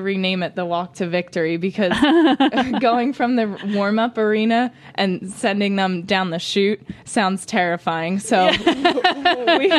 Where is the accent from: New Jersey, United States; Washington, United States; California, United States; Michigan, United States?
New Jersey, United States; Haddonfield; I'm from Haddonfield, New Jersey